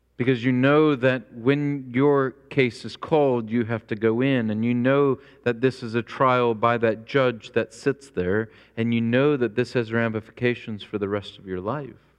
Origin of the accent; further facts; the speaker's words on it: Springfield, Illinois, United States; moved away as an adult; also born or lived in rural North Carolina; I grew up in Springfield, Illinois, which is the hometown of Abraham Lincoln